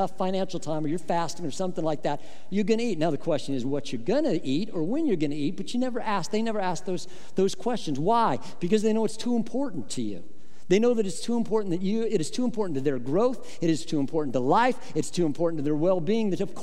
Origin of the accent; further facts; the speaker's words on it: Midwest, United States; I grew up in the Midwest